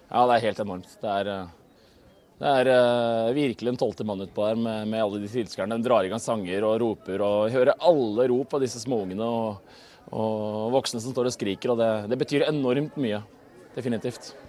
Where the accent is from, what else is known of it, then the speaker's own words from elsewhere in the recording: Bærum, Akershus, Norway; moved away; jeg er fra Bærum